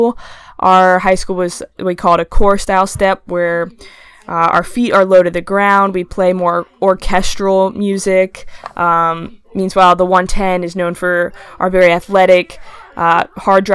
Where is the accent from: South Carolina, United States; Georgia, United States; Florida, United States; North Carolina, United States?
North Carolina, United States; Charlotte; moved away as an adult; now in Athens, United States; I was born and raised in Charlotte, North Carolina